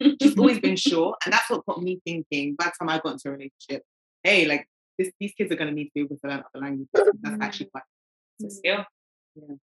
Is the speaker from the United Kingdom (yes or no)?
yes; London, United Kingdom; as much as we are Brits, and I love being a Brit, I love being a Londoner